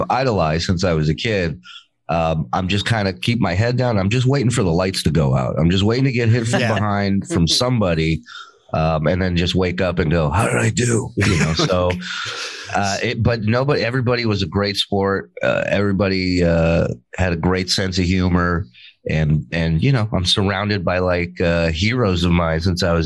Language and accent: English; Israel; moved away; also born or lived in Las Vegas; I was born in Israel.